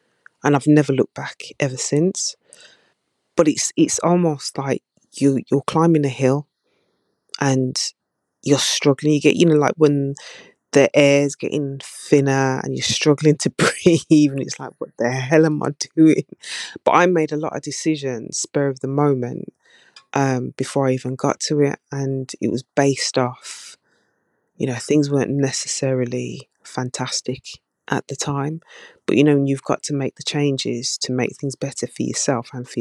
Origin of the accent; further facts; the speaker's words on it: Birmingham, West Midlands, United Kingdom; from Birmingham, even though you slated my accent.